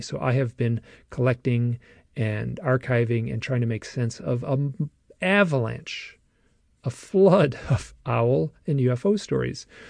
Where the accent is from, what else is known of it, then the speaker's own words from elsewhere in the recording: Michigan, United States; I'm from Michigan too